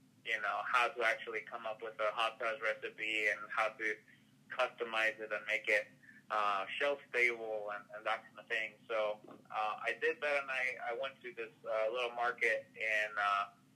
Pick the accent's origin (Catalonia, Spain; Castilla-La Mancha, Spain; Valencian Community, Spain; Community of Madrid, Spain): Community of Madrid, Spain; Madrid; moved away as an adult; now in Tennessee, United States; I'm originally from Madrid